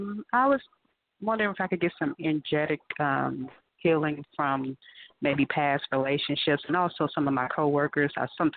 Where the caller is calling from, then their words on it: Georgia, United States; I'm calling from Georgia.